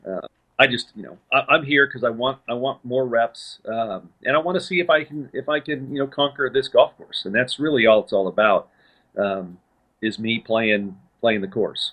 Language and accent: English; Southern California, United States; moved away as an adult; also born or lived in El Paso, Texas; now in Dallas, United States; I grew up in Southern California